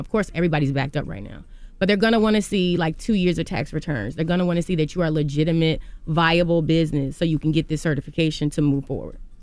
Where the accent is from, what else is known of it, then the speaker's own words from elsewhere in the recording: Virginia, United States; I'm from Virginia